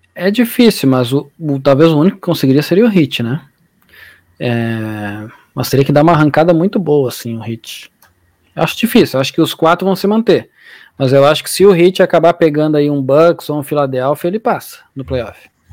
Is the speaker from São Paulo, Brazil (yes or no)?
no; Alvorada, Rio Grande do Sul, Brazil; Eu sou da Alvorada